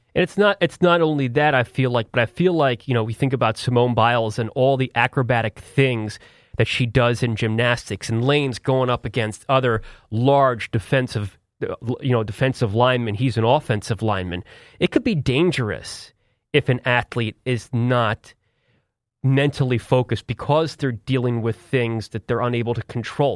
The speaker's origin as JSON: {"language": "English", "town": "Philadelphia", "region": "Pennsylvania", "country": "United States", "said": "I'm from Philadelphia"}